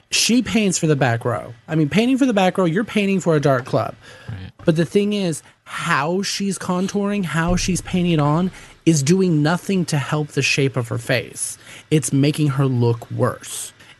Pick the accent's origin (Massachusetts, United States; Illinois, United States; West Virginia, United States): Illinois, United States; Chicago; That was not bitch. I'm from Chicago.